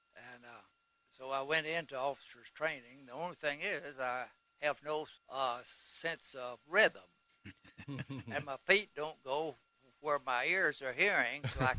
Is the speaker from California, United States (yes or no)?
no; Knoxville, Tennessee, United States; I'm from East Tennessee here. I was born in Knoxville and lived within 50 miles of here all my life.